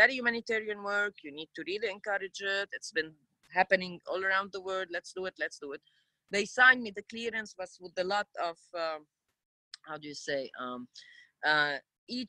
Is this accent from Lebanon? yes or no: yes; Lebanon; also born or lived in United States; I'm from Lebanon, Middle East